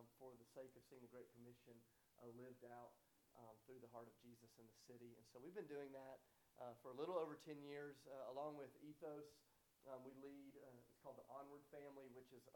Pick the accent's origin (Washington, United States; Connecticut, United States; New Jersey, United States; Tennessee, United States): Tennessee, United States; Nashville; I am from Nashville, Tennessee